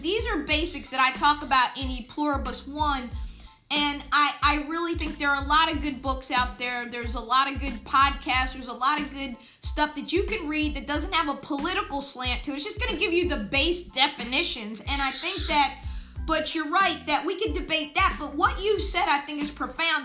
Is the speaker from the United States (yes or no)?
yes; United States